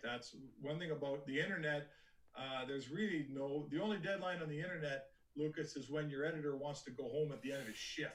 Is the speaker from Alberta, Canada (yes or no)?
yes; Edmonton, Alberta, Canada; I grew up in Edmonton and I started my career in Edmonton